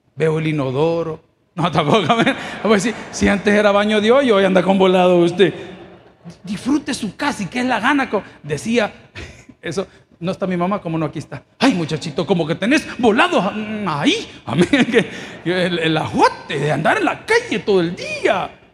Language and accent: Spanish; El Salvador; ¿Cuántos somos orgullosamente salvadoreños?